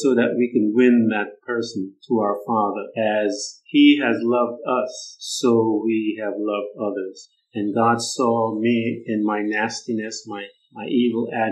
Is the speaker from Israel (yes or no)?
no; Guyana; I'm Guyana. Guyanese, and we're from Guyana, and the West Indies